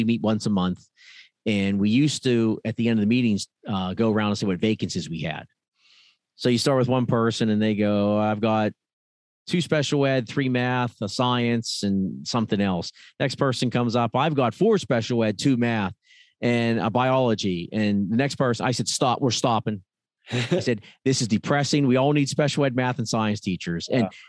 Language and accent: English; Pennsylvania, United States; I came from Pennsylvania because where I was, it was very difficult to get a job at that time.